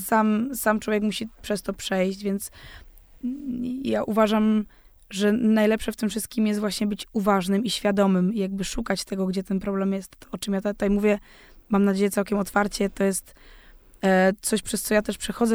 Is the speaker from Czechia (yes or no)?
yes; Zaolzie, Moravian-Silesian Region, Czechia; ja pochodzę z tego Zaolzia, właśnie z tego pogranicza